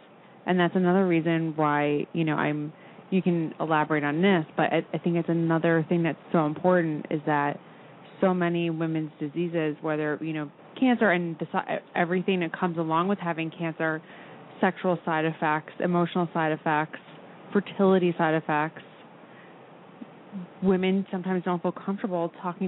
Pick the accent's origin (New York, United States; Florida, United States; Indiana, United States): New York, United States; I grew up on Long Island, I felt like every doctor I ever had growing up was a man.